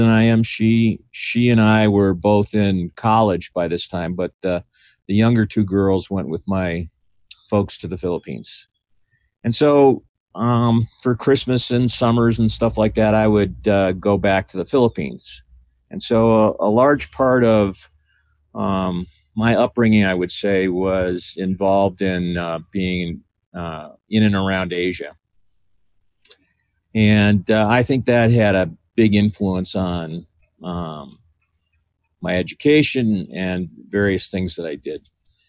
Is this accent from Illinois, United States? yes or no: yes; Chicago, Illinois, United States; born there; So my mother flew back to the States, and I was born in Chicago, Illinois.